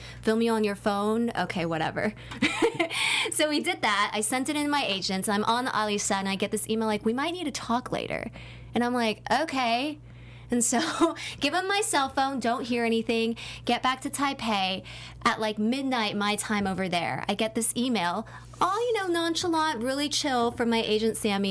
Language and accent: English; Southern California, United States; I grew up in Southern California